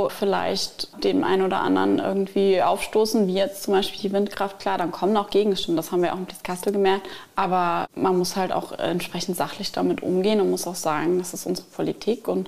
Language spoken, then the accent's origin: German; Wolfersheim, Saarland, Germany; Also für mich persönlich ist es am schönsten in meinem Heimatort Wolfersheim.